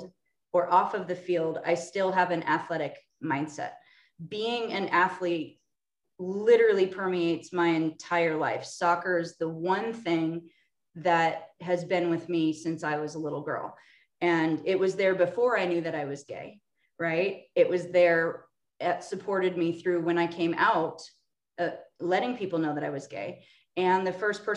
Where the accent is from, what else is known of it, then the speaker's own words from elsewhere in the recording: Orange County, Southern California, United States; I'm from Orange County, Southern California, Disneyland area